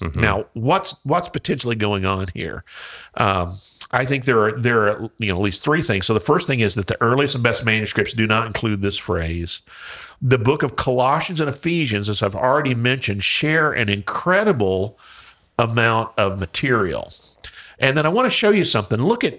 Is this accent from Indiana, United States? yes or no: yes; Indiana, United States; I call it Philemon because I'm from Southern Indiana.